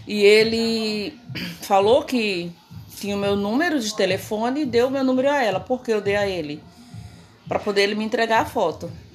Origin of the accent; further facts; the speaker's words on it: Paraíba, Brazil; moved away as an adult; now in Rio de Janeiro, Brazil; eu sou paraibana, né? Nasci, me criei no Nordeste e vim para o Rio de Janeiro com 23 anos